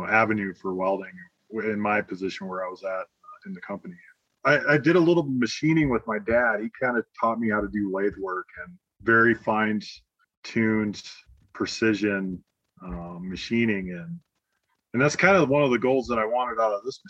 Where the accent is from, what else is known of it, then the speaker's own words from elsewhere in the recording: South Dakota, United States; moved away as an adult; also born or lived in Georgia / Kansas; now in Colorado Springs, United States; I'm originally from South Dakota